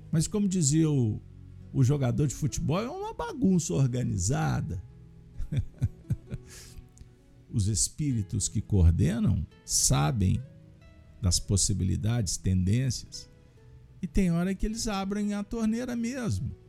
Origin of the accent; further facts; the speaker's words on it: Minas Gerais, Brazil; eu tenho, no mínimo, que agradecer como uma boa mineira, que fui bem recebida.